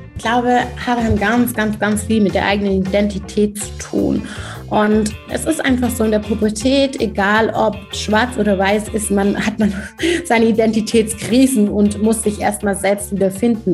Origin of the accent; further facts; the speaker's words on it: Germany; Ich bin in Deutschland geboren, sozialisiert worden